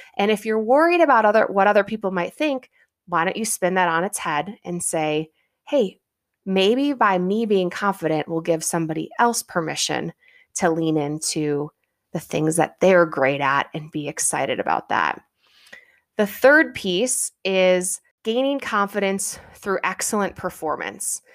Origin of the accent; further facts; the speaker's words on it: Midwest, United States; I'm a Midwestern girl. Growing up in the Midwest